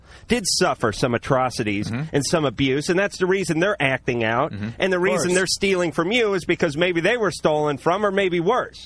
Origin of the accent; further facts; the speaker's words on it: the Valley, California, United States; I grew up in the Valley